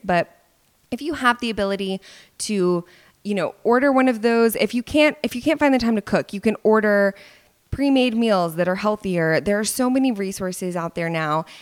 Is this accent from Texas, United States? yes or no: yes; Dallas, Texas, United States; here in Dallas, my hometown